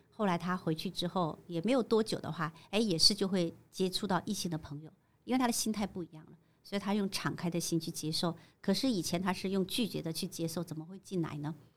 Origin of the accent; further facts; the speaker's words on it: China; moved away as an adult; now in Taiwan; 其实我是从大陆嫁过来的 我是在刚开放的时候，台湾刚开放的时候我就嫁过来，我那时候才二十出